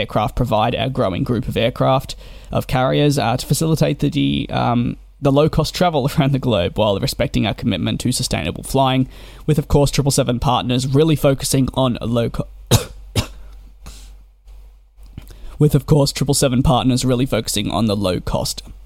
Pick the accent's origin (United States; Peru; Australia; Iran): Australia; Being Australian myself